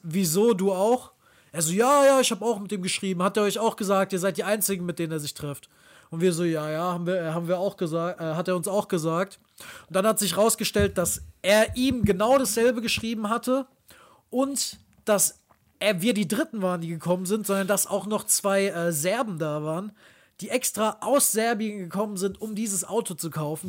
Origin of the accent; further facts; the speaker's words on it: near Frankfurt, Hesse, Germany; moved away; Wir kommen ja aus der Nähe von Frankfurt ursprünglich